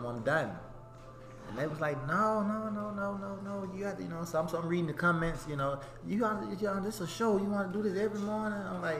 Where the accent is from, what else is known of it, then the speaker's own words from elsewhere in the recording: Canton, Mississippi, United States; from Canton, Mississippi.